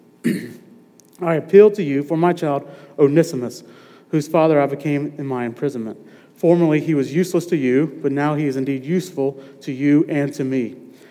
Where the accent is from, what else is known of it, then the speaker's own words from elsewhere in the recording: Madison, Mississippi, United States; also born or lived in Raleigh, North Carolina; I'm originally from here. I'm from Madison. Grew up in Madison